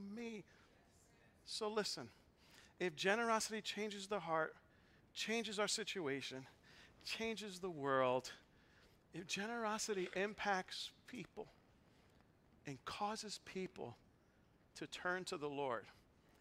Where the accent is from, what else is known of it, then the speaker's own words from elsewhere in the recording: New York City, New York, United States; moved away as an adult; also born or lived in Boston, Massachusetts; I was born and raised in the Bronx.